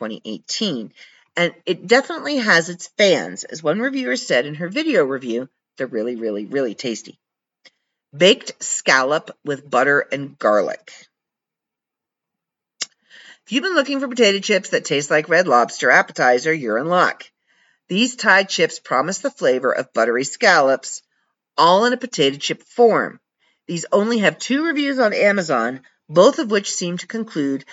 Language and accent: English; Canada; I'm from Canada.